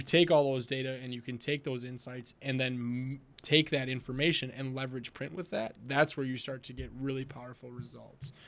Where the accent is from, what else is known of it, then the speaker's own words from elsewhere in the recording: Wisconsin, United States; I'm from Wisconsin, so we drink a lot of beer here